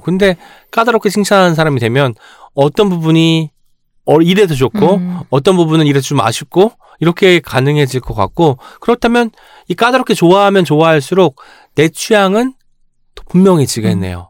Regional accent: Jeolla, South Korea; moved away as an adult; now in Seoul, South Korea; 제가 이제 그 전라도에서 고등학교 때까지 살다가 이제 대학 올라오면 서울에 왔잖아요.

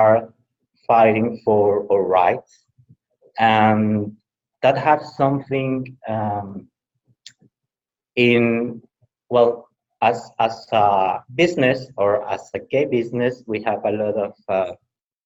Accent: Tabasco, Mexico; English is a second language; also born or lived in Veracruz, Mexico / Mexico City, Mexico; now in Mérida, Mexico; I was born in Tabasco. It's the same at the south of Mexico.

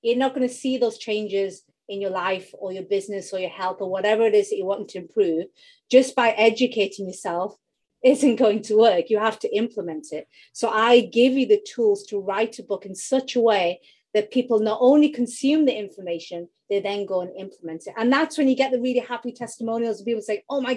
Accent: United Kingdom; accent: UK; you can tell from my accent, I'm in the UK

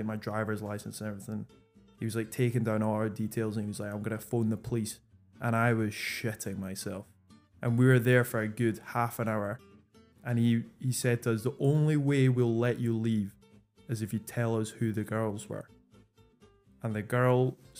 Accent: Scotland, United Kingdom; we're from Scotland

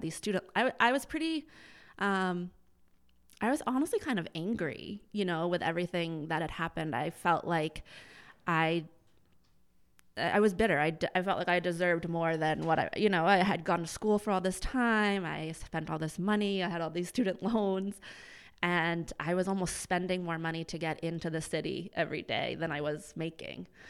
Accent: Lowell, Massachusetts, United States; I grew up in Lowell, went to Andover Public Schools

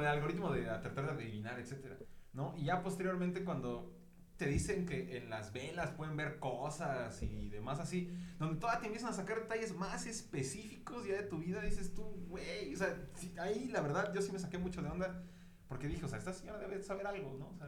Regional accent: Mexico

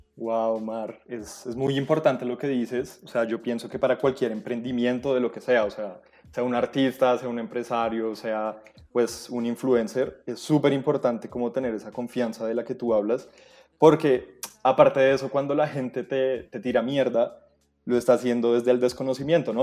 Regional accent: Colombia; como cualquier colombiano

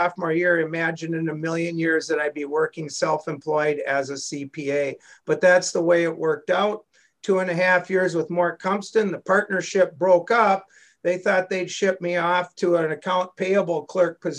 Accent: Minneapolis–Saint Paul, Minnesota, United States; I'm originally from the Twin Cities. I went to St. Thomas Academy and then the College of St. Thomas.

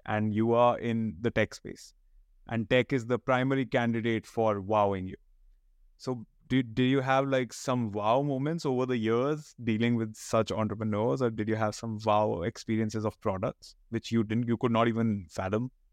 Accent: Panipat, Haryana, India; I come from Panipat

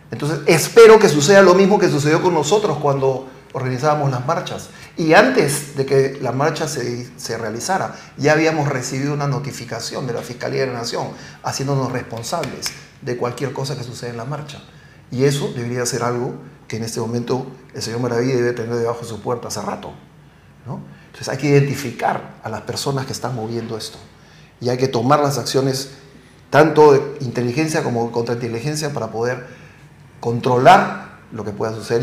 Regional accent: Peru; nosotros tenemos que hacer como peruanos

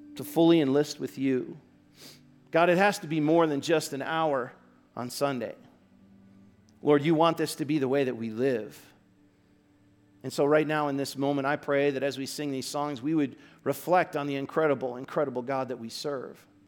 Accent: Aurora, Illinois, United States; moved away; I'm from Aurora, Illinois

